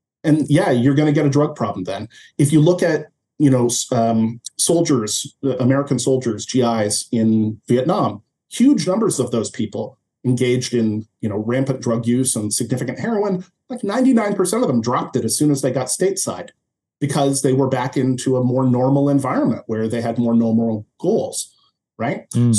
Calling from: Canada; I mean, I'm speaking from Canada, so.

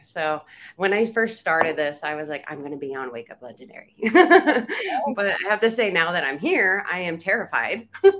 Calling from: Reno, Nevada, United States; Reno, Nevada.

